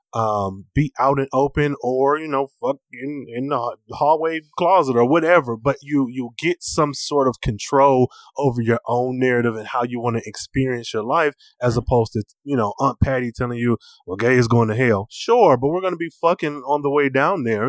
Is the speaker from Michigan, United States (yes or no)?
yes; Michigan, United States; I'm from Michigan, and mm-hmm. so Detroit is like an hour from my hometown.